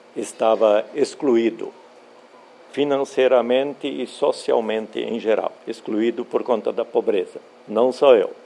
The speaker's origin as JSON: {"language": "Portuguese", "town": "Blumenau", "region": "Santa Catarina", "country": "Brazil", "tie": "born or raised there", "moved": "as an adult", "lives_now": "Sinop, Brazil", "said": "eu sou catarinense, criado lá no Sul"}